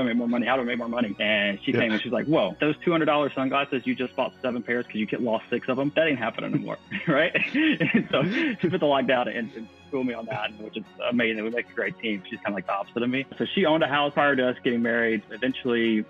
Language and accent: English; Mississippi, United States; moved away as an adult; also born or lived in Virginia / California; I'm originally from Mississippi, and that's where I got my nursing license